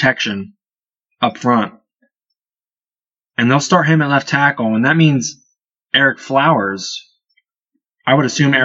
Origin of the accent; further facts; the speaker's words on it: Byesville, Ohio, United States; We're from Byesville, Ohio